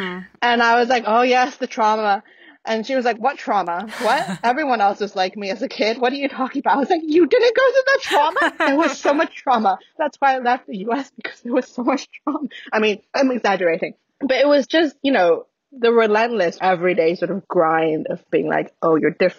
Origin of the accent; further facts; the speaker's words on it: United States; accent: ABC; also born or lived in United Kingdom; So like my accent in English is very much who I am, which is an American that spent 10 years in the UK.